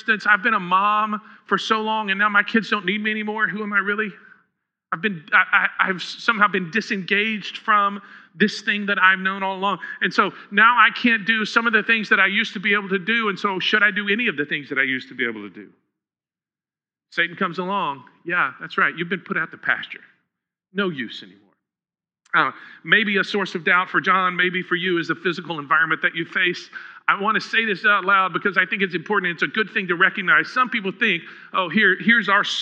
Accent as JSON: {"language": "English", "town": "Huntsville", "region": "Texas", "country": "United States", "tie": "born or raised there", "said": "I grew up in Huntsville"}